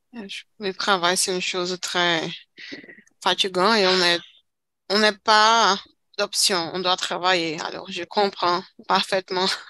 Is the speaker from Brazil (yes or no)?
yes; Brazil; French is a second language; Je suis brésilienne avec euh, fière. Je suis fière d'être brésilienne